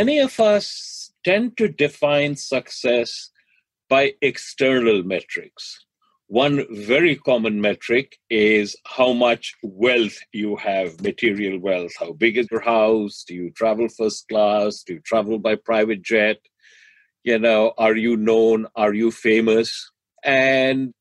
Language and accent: English; Delhi, India; now in United States; I grew up in Delhi